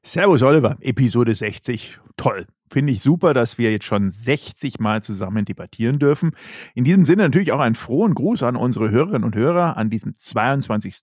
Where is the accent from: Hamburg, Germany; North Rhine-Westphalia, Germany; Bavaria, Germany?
Bavaria, Germany; Berchtesgadener Land; bei uns in Bayern, im Berchtesgadener Land